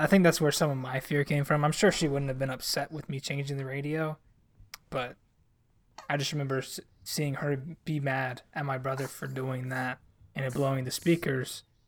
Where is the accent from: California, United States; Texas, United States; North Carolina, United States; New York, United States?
North Carolina, United States; I'm from North Carolina and I grew up